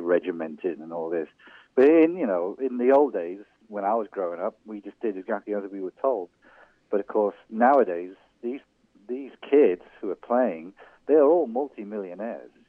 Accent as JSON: {"language": "English", "region": "England", "country": "United Kingdom", "tie": "born or raised there", "also_born_or_lived": "Wales", "moved": "yes", "said": "I was born in England to an Irish family"}